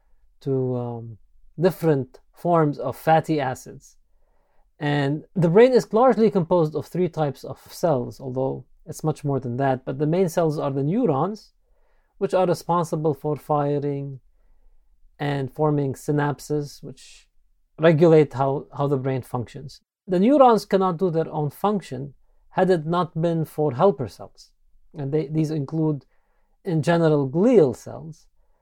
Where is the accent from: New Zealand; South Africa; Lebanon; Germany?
Lebanon; Beirut, Beirut Governorate; moved away as an adult; now in United States; Yes, I grew up in Beirut, Lebanon. That's my medical school. And then shortly after, moved to the U.S. to do some residency training